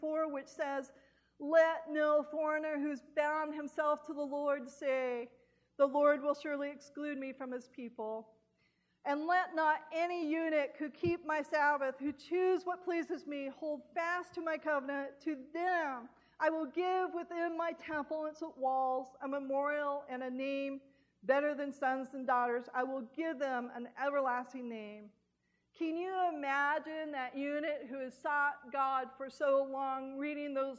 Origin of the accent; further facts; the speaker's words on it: California, United States; now in Southern United States; a Californian